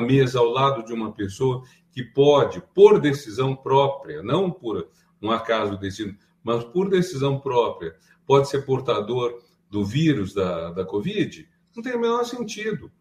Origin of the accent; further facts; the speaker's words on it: Brazil; nós somos brasileiros